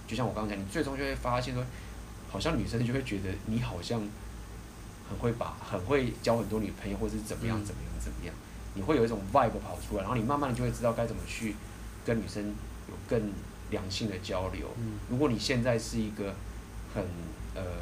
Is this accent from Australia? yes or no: no; Taiwan; 以我们台湾人的话